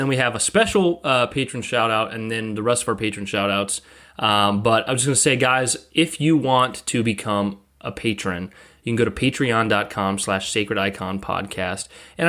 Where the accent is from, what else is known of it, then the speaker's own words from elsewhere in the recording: Montana, United States; Being born and raised in Montana, I took his compliment and arguably the name, not my true intention.